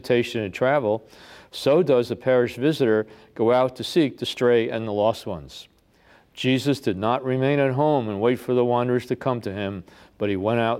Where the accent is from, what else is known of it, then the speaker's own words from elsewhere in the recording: New York City, New York, United States; I was born in the Bronx